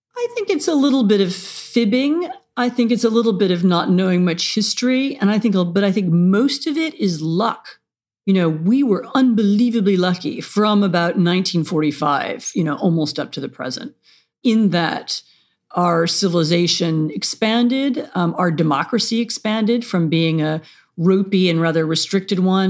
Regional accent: Washington, District of Columbia, United States; moved away; I grew up in Washington, D C

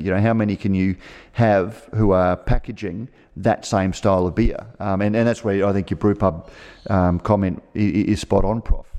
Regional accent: Australia; as an Australian

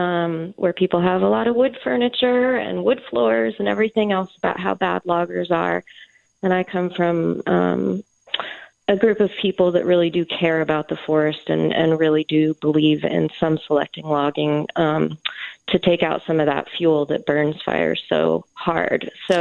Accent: Northern California, United States; now in San Francisco, United States; I grew up in Northern California and come from 5-6 generations of loggers. And I've lived in San Francisco for 30 years, and I've taken a lot of heat for coming from a logger family.

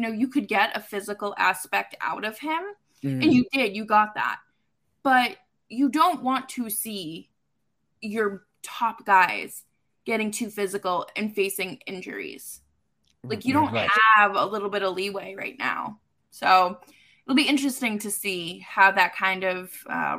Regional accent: Massachusetts, United States; my home state

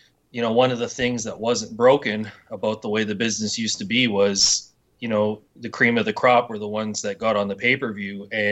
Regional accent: Edmonton, Alberta, Canada; That's my hometown

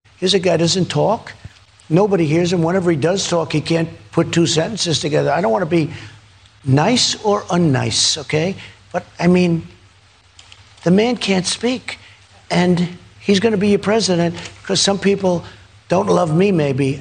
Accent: New York City, New York, United States; moved away as an adult; now in Washington, United States; I was from Manhattan, from New York

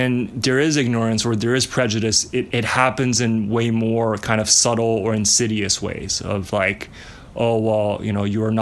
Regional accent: Montreal, Quebec, Canada; also born or lived in China; I was born in China. We moved to Montreal when I was in first grade

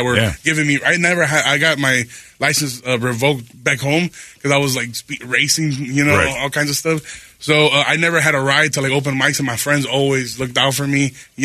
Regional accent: Chicago, Illinois, United States; I'm from Chicago

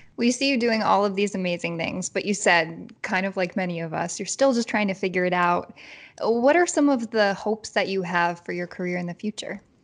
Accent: Chicago, Illinois, United States; moved away; chicago which is where i'm from

